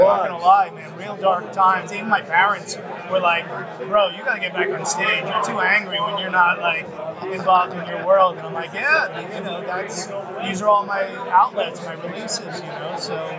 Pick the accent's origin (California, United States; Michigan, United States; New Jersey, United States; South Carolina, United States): New Jersey, United States; And that's how we show affection in New Jersey.